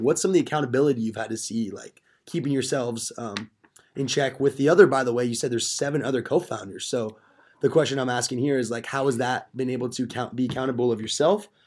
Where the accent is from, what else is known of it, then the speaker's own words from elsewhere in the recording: Simi Valley, California, United States; moved away as an adult; now in Chico, United States; I'm from Simi.